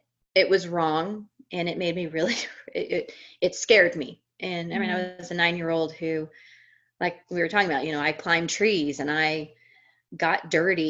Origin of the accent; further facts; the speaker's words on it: Missouri, United States; moved away as an adult; also born or lived in Colorado; I was born and raised in Missouri, the Show Me State, and that's where I lived until I was in my early 20s